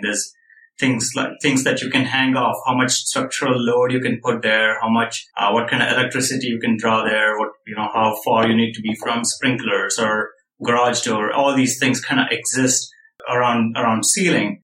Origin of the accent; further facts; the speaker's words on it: India; moved away as an adult; now in United States; I came from India, like where communal housing, like living in tight quarters was pretty, like I was used